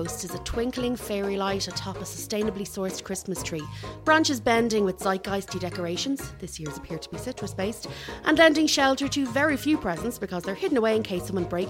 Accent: Ireland; I'm Irish.

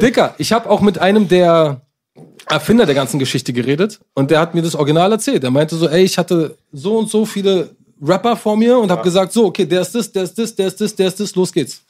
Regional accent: Berlin, Germany; als Berliner

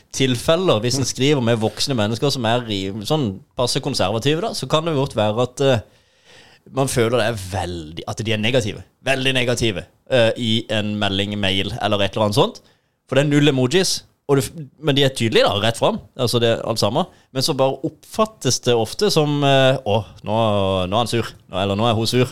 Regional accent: Sørlandet, Norway; Vi er muligens litt ekstra vage her i måten å formulere oss på

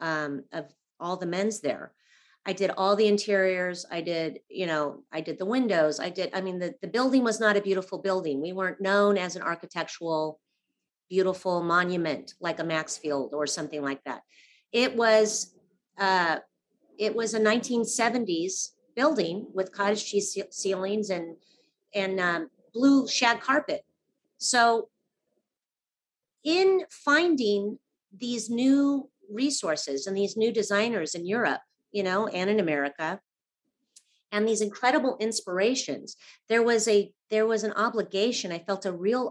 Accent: Los Angeles, California, United States; I grew up in Laurel Canyon in the 70s, very creative family, artists

